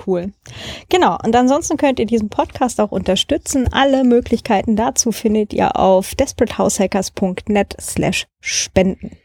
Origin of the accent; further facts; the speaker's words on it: Germany; moved away; da wo ich herkomme, kleines äh, Dorf halt im Vorharz.